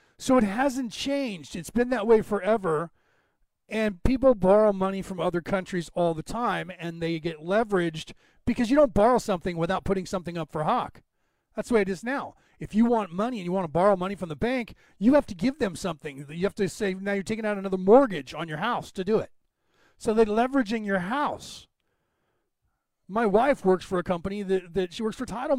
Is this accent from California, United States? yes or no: yes; San Francisco Bay Area, California, United States; also born or lived in Berkeley, California; I was born in the San Francisco Bay Area